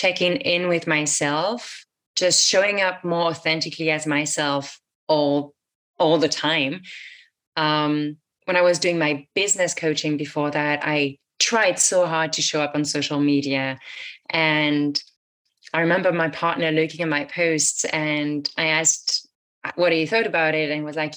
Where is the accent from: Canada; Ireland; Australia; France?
France; moved away; also born or lived in United States; I moved out of the US back to my home country in France for a bit.